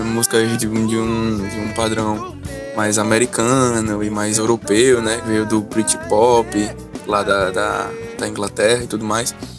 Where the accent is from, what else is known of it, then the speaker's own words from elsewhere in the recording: Guarabira, Paraíba, Brazil; eu sou natural de Guarabira, que é uma cidade de, do interior da Paraíba, nascido criado aqui